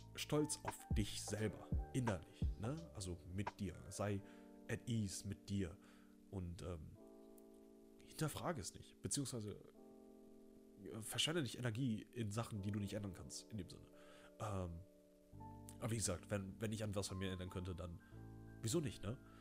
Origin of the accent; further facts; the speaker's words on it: Remscheid, North Rhine-Westphalia, Germany; Ich bin äh, in Remscher lennep geboren.